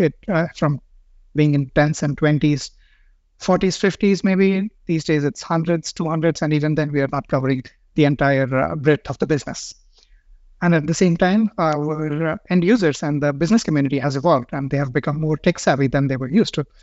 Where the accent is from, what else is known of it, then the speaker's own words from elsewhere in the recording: India; moved away as an adult; now in Stockholm, Sweden; I'm from India and I've been living in Stockholm for the past, uh, five years